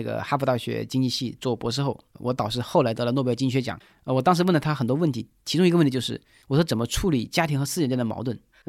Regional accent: China; 我们中国人有的时候不太重视运气，总以为成功了是靠自己的努力，失败了是自己倒霉

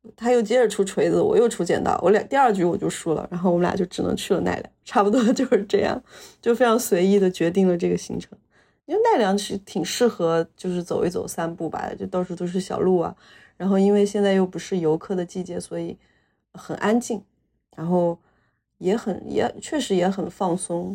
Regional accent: Hunan, China; moved away; 我们老家的，湖南老家

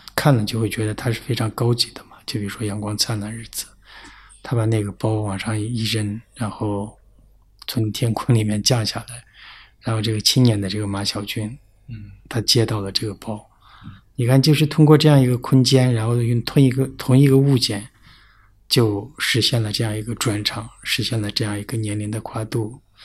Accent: Tibetan areas, China; 在藏地不会分得那么清楚嗯。但是就我们老家那边就是，呃，宁玛巴嘛

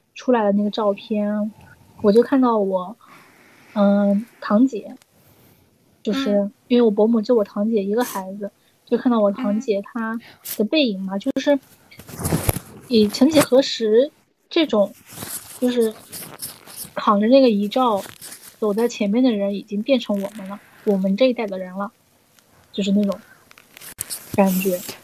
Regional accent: Zhejiang, China; 我们浙江这边有越剧

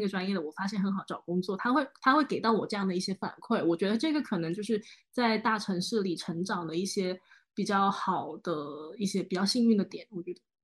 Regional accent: Guangzhou, Guangdong, China; 我算是广州的土著，就是我们家网上数个十几倍都还，都是在广州的

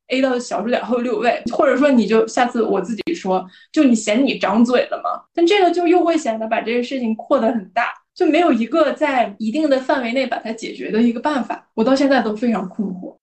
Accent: Northeast China, China; accent: Northeastern Mandarin; 我们东北话

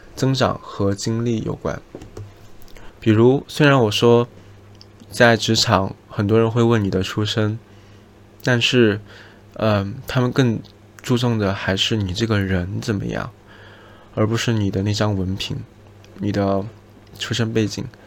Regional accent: Jiangxi, China; 以我自己的家乡为例子，我出生在江西，而江西的卷子是全国一卷

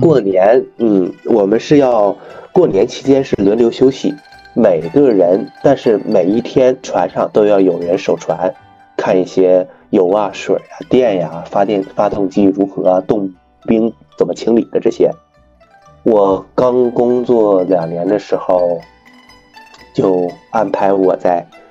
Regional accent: Northeast China, China; moved away as an adult; also born or lived in Xinjiang / Guangdong / Nanjing; 我是东北人，一直在东北从小长大

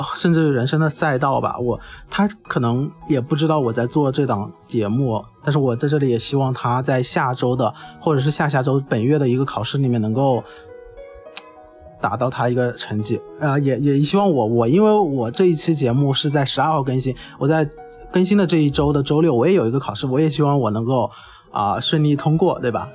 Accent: Hubei, China; moved away; 我本身是湖北人嘛

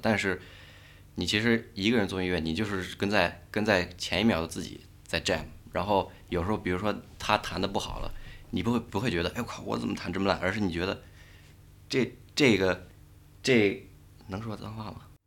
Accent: Beijing, China; 我跟北京这个城市其实，虽然我从小在这儿长大

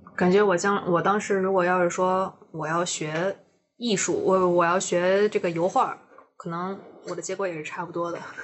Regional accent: China; 我的成长史都在中国，然后我也对这片土地上的东西很有感情，然后我熟知的一切都是建立在说我是一个中国人的这个背景下

